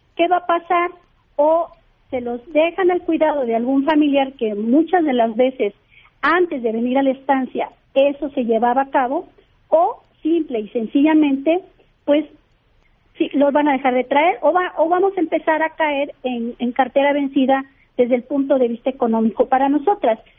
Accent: Mexico; somos mexicanas, somos mexicanos

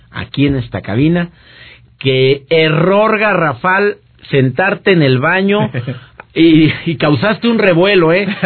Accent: Monterrey, Nuevo León, Mexico; y éxito en Monterrey, mi tierra, a quienes saludo con todo mi aprecio y me escuchan a través de EXA 97.3 FM.

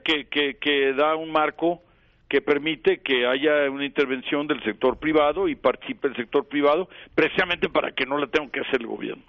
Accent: Mexico; moved away; yo en primer lugar soy mexicano

